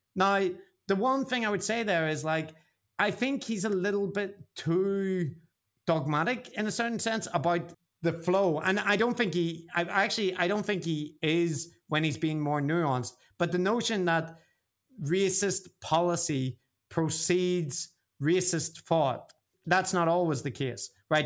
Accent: Belfast, Northern Ireland, United Kingdom; now in Japan; I grew up in Belfast

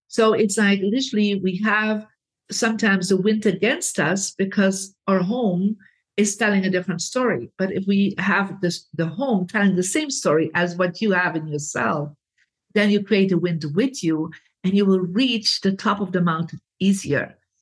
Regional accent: Belgium; I come from Belgium, Catholic family

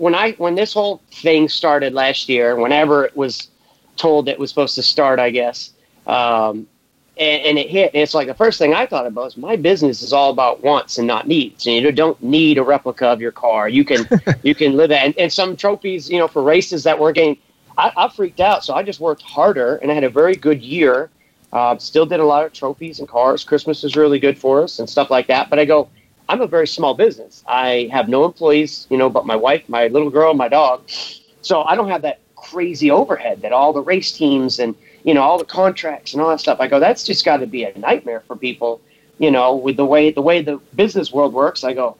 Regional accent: Maine, United States; also born or lived in Massachusetts; But yeah, I was born in Mass, and then I lived half my life in Maine, so I got a pretty chill attitude. You know, most people can't tell where I'm from. You know, I have no accent.

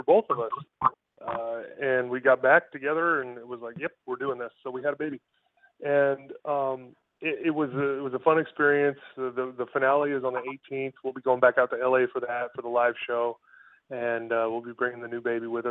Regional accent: San Diego, California, United States; moved away; that's my hometown. I went to Torrey Pines High School

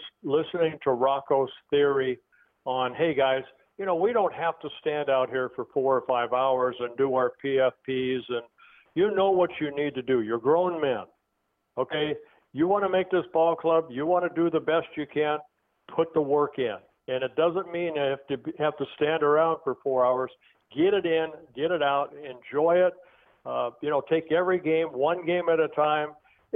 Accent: Southern California, United States; I grew up in Southern California

